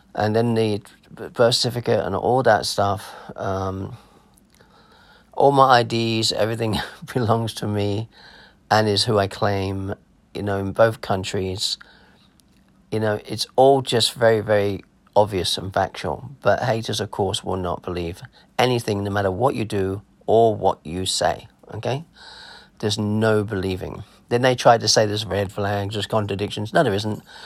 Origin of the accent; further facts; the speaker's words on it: Clacton-on-Sea, East of England, United Kingdom; accent: English; also born or lived in Germany / America; I was born in Clacton on Sea War Hospital.